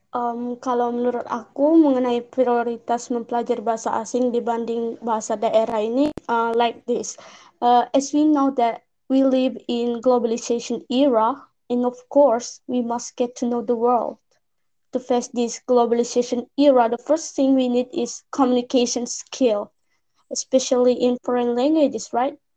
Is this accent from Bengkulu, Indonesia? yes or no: yes; Bengkulu, Indonesia; aku dari Bengkulu. Uh, bahasa daerah kita itu bahasanya kayak bahasa Melayu gitu.